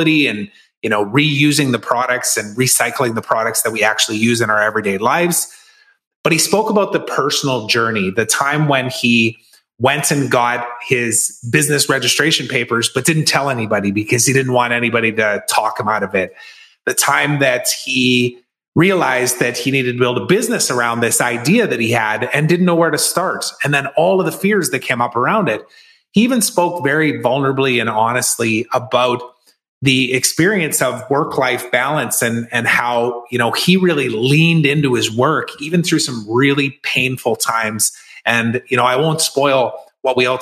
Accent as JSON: {"language": "English", "region": "Saskatchewan", "country": "Canada", "tie": "born or raised there", "said": "my hometown of Saskatoon, Saskatchewan"}